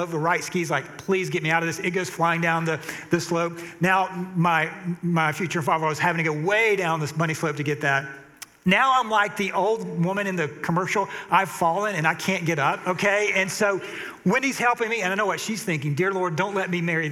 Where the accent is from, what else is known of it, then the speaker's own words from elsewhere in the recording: Atlanta, Georgia, United States; I'm from Atlanta